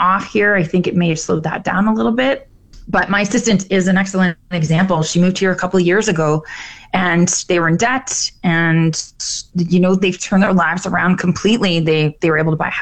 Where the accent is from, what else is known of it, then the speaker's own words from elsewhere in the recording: Oshawa, Ontario, Canada; moved away as an adult; now in Fort McMurray, Canada; My hometown is Oshawa, just outside of Toronto